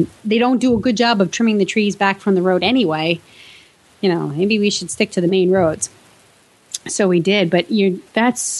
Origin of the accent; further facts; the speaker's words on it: New York, United States; moved away; my hometown in New York